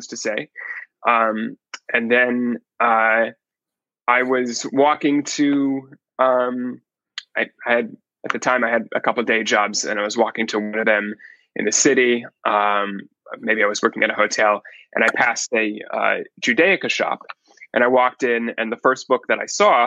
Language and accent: English; Palo Alto, California, United States; I was born and raised in Palo Alto, California